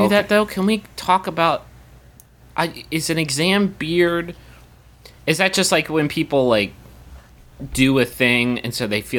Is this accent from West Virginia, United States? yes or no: yes; West Virginia, United States; We're from West Virginia. We got it by by os, by Appalachian osmosis.